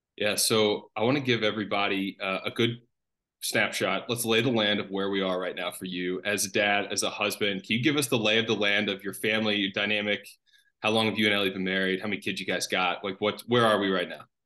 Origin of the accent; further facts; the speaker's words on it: Chattanooga, Tennessee, United States; my hometown of Chattanooga